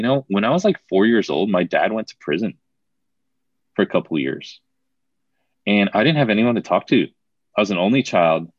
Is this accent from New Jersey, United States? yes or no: yes; New Jersey, United States; moved away; I'm from New Jersey originally